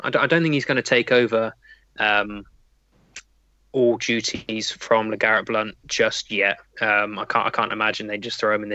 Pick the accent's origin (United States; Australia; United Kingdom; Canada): United Kingdom; I am born and raised in the United Kingdom